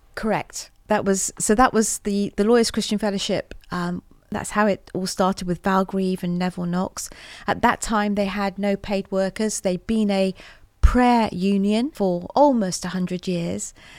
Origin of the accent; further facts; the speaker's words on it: Portland, South West England, United Kingdom; also born or lived in Weymouth; I grew up in Portland in Dorset.